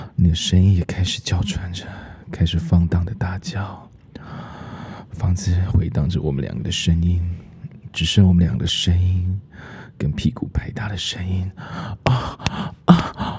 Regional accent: the countryside of central Taiwan, Taiwan; moved away; also born or lived in Taoyuan; 老师自己小时候住在中部的乡下，那时候也都住在。平房里面

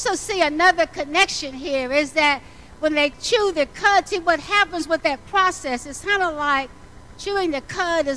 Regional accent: the South, United States; I grew up in the South

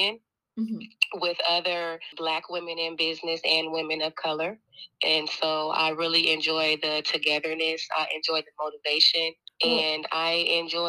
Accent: Portland, Oregon, United States; born and raised in Portland, Oregon.

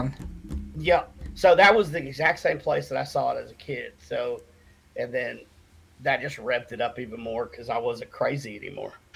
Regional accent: Cherokee Reservation, North Carolina, United States; I was born and raised on the Cherokee Reservation here uh, in North Carolina.

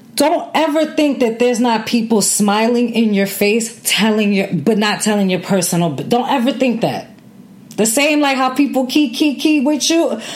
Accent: New York City, New York, United States; I grew up in New York City.

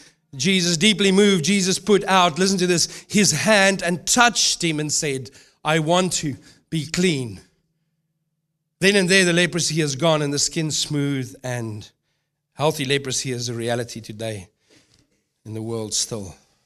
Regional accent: South Africa; moved away; also born or lived in New Zealand / United Kingdom / Melbourne, Australia / Brisbane, Australia; I've lived in New Zealand, lived in the UK, I've lived in Melbourne, I've lived in Brisbane. I come from South Africa.

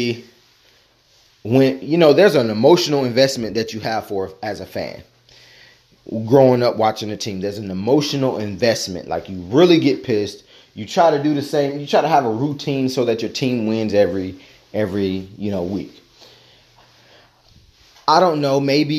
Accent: Tennessee, United States; moved away; I am a Tennessean. I was born in Tennessee, spent some time in some other places

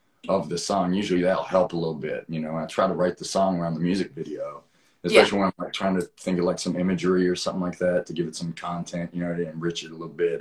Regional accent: Franklin County, Virginia, United States; where I grew up in Franklin County, Virginia

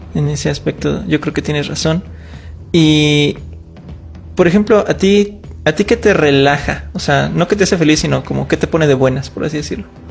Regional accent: Mexico; nada más los mexicanos lo tengamos

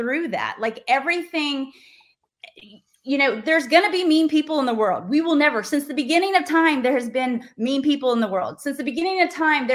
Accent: Little Rock, Arkansas, United States; I grew up in Little Rock, Arkansas.

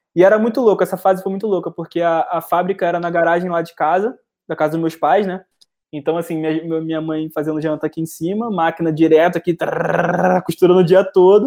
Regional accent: Rio de Janeiro, Brazil; como bom carioca

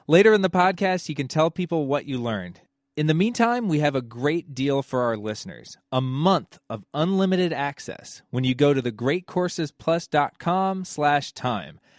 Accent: England, United Kingdom; now in United States; That's true, Neil. I am actually English.

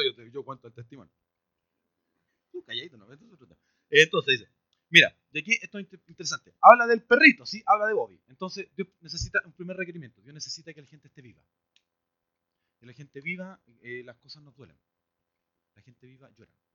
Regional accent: Chile; si somos chilenos

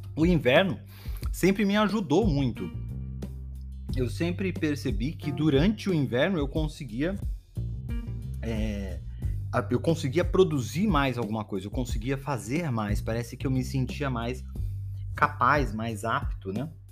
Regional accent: Belém, Pará, Brazil; moved away; eu nasci em Belém do Pará, não sei se vocês sabem disso, né? Eu nasci em Belém do Pará e Belém do Pará é quente o ano todo

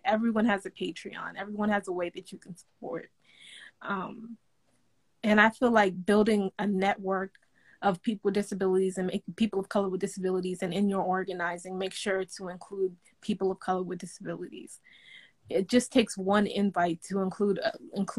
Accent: Nigeria; I'm African, I'm Nigerian

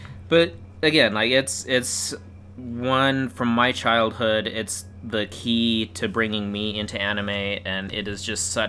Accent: United States; being an American as a young kid

